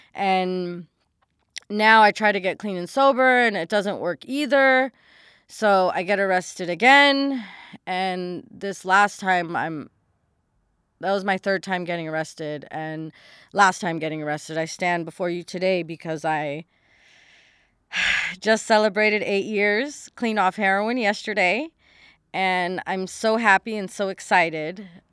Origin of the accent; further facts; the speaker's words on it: Los Angeles, California, United States; born and raised in Los Angeles, California